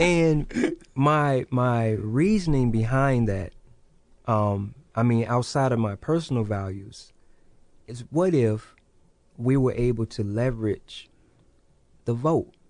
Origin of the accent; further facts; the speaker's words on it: Kankakee, Illinois, United States; also born or lived in Hopkins Park, Illinois; now in Peoria, United States; growing up in Kankakee